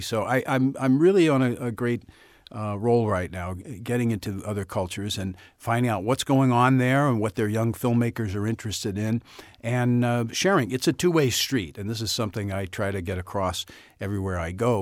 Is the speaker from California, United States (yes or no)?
no; St. Louis, Missouri, United States; accent: Saint Louis; moved away; I'm from the Midwest. I'm from Saint Louis